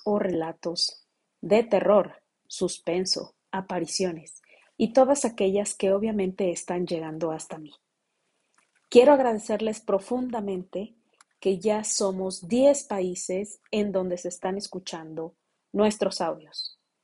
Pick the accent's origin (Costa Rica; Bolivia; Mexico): Mexico; nosotros que somos mexicanos